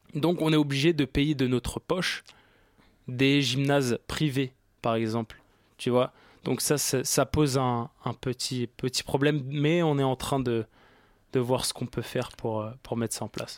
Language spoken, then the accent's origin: French; Paris, Île-de-France, France; Je suis euh, d'origine parisienne, j'ai grandi ici, j'ai. Voilà quoi, je suis de Paris.